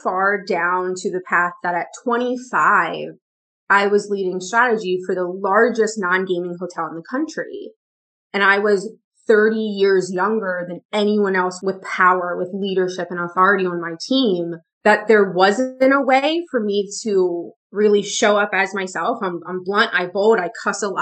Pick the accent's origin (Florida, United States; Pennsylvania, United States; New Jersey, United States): Pennsylvania, United States; moved away; also born or lived in the South (US); I'm from Pennsylvania. I'm from up north in the US, and I spent 3 years in the South. Well, I spent 4 years in the South